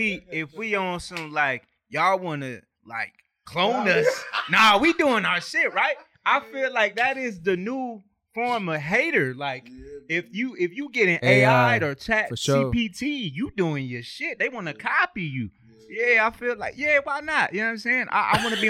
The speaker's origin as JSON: {"language": "English", "town": "Los Angeles", "region": "California", "country": "United States", "said": "Everybody say I got a New York accent, but I'm from Los Angeles, California. Crenshaw to be exact."}